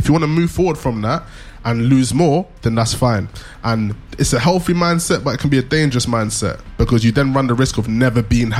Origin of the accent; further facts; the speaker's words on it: United Kingdom; Grownish, smartish, British. We are British, apparently.